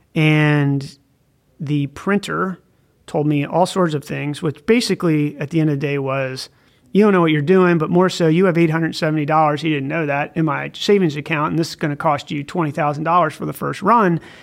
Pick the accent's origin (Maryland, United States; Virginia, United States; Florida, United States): Maryland, United States; northern; accent: Baltimore; moved away; I grew up on a farm in northern Maryland